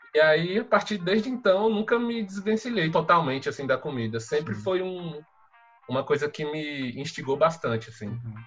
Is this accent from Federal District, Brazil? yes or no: no; Mara Rosa, Goiás, Brazil; moved away; also born or lived in Brasília; esse povoado é na cidade de Mara Rosa, Goiás, no norte de Goiás, perto da, da cidade de Uruaçu, que é a cidade mais conhecida daquele local. É, eu nasci lá, cresci no